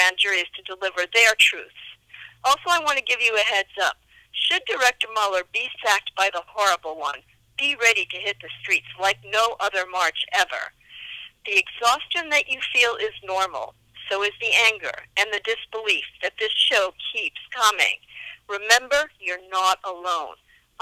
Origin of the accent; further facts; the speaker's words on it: New York, United States; I was born and bred in New York.